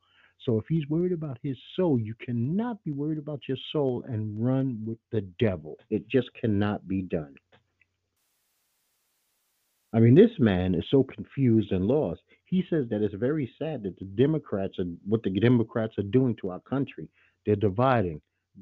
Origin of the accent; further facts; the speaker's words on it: New York City, New York, United States; I'm from Brooklyn, New York, where the Italians were bold-faced racists in New York City.